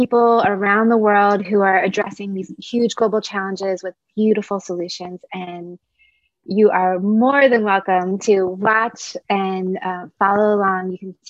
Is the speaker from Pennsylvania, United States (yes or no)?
yes; Philadelphia, Pennsylvania, United States; also born or lived in Hawaii; now in Barcelona, Spain; I am in Barcelona, Spain. I'm originally from the United States, from the Philadelphia, Pennsylvania area.